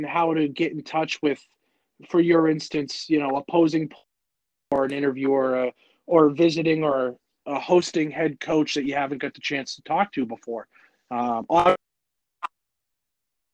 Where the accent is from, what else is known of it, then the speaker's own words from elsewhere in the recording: New England, United States; growing up in New England